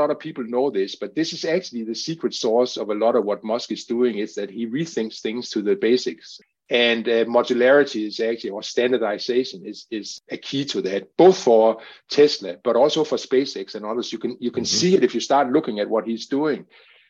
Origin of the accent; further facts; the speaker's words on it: Denmark; Denmark, my home country